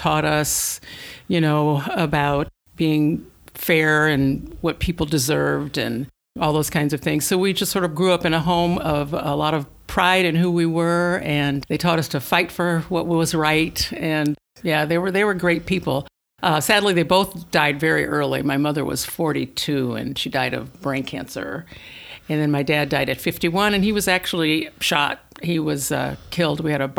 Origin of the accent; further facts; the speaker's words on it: Omaha, Nebraska, United States; I'm from Omaha originally.